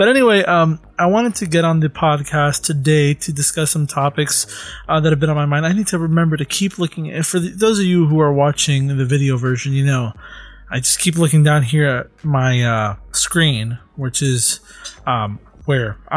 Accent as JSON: {"language": "English", "country": "United States", "tie": "born or raised there", "said": "I was born in America, but my parents are both Hispanic."}